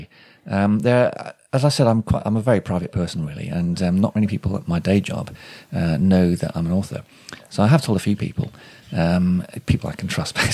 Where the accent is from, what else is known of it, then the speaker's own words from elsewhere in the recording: Shrewsbury, West Midlands, United Kingdom; moved away as an adult; also born or lived in South West England / South East England / London; it is my hometown, even though I haven't, you know, I lived away for a lot in the southwest and the southeast